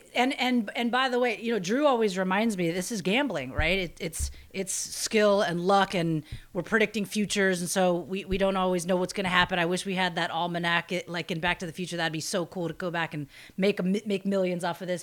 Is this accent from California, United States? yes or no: yes; Bay Area, California, United States; I grew up in the Bay Area